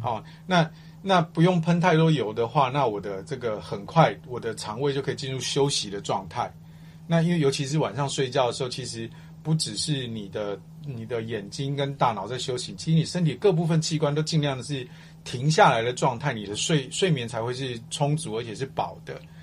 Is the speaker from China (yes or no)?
yes; Guangdong, China; 我广东人嘛